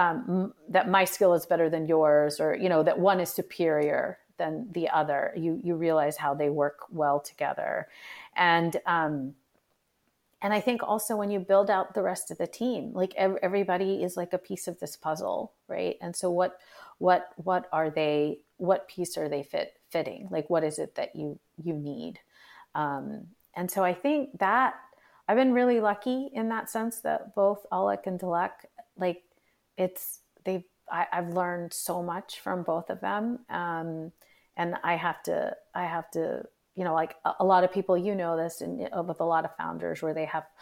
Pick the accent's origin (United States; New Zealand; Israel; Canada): United States; Even though I'm in Indian ethnic descent, I was born and brought up here.